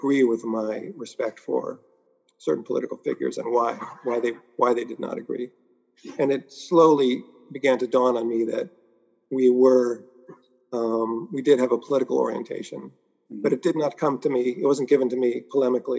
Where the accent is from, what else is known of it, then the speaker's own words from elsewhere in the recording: New York City, New York, United States; also born or lived in Manhattan / Long Island; I basically grew up in Queens.